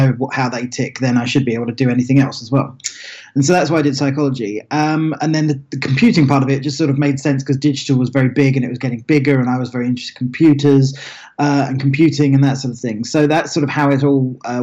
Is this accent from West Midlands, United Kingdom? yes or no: no; Billericay, East of England, United Kingdom; moved away as an adult; also born or lived in Lincoln, England / Los Angeles, United States; I grew up in a very sleepy town in Essex, which is in southeast England, called Billericay